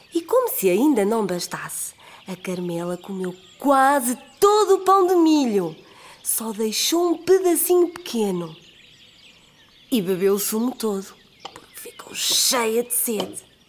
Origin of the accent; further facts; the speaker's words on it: Aveiro, Centro, Portugal; sou de Aveiro